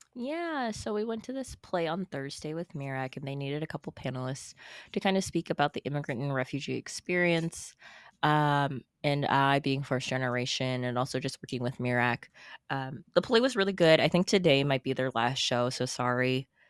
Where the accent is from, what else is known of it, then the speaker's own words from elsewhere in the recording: Farmington, United States; in my hometown